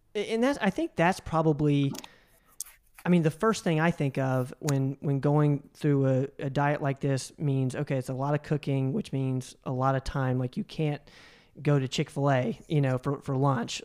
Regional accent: the South, United States; I grew up in the South as well

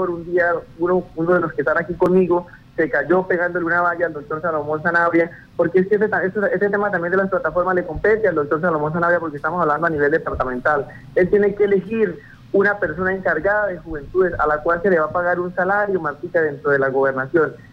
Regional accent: Yopal, Casanare, Colombia; now in Bogotá, Colombia; a nosotros, los jóvenes, que nos vinimos de Yopal a vivir a la ciudad de Bogotá, a trabajar, a estudiar, a sacar adelante nuestras profesiones

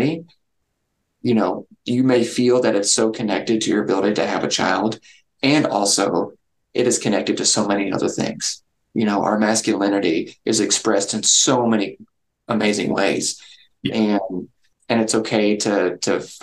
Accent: Kentucky, United States; I'm from Kentucky

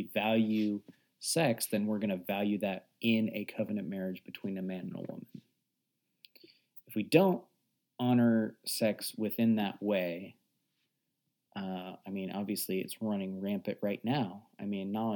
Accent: United States

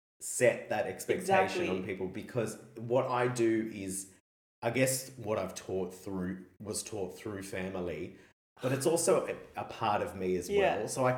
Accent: Australia; We're Australian primarily, but yourself Korean, me Italian.

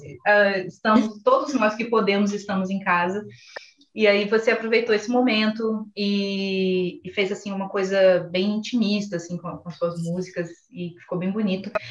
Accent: interior of Minas Gerais, Brazil; moved away; eu sou do interior de Minas Gerais

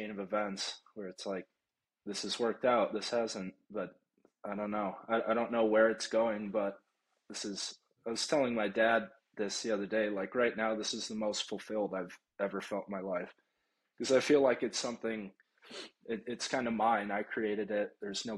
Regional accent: Florida, United States; moved away; I grew up in Florida

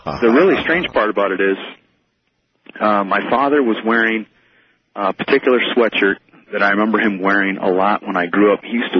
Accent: Minnesota, United States; now in Colorado Springs, United States; I grew up in a small town in Minnesota.

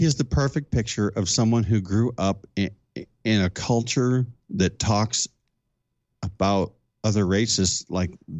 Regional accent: Illinois, United States; moved away; I'm from Illinois originally

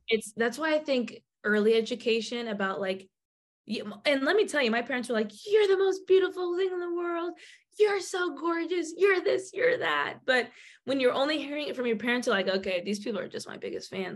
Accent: Bay Area, California, United States; I'm from the Bay Area

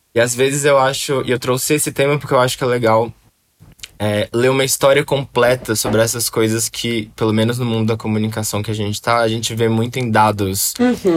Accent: Belo Horizonte, Minas Gerais, Brazil; now in São Paulo, Brazil; Belo Horizonte, de onde eu sou

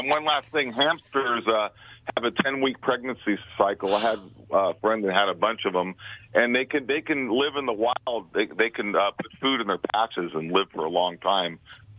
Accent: San Francisco Bay, California, United States; I grew up in the San Francisco Bay and all that.

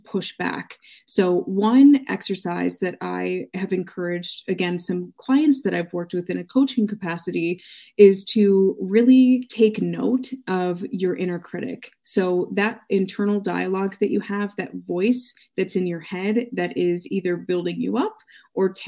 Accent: United States; my experience being American

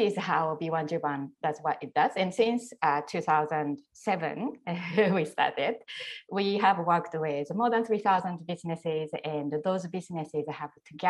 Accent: Japan; also born or lived in Tokyo; when I was young and I grew up in Japan

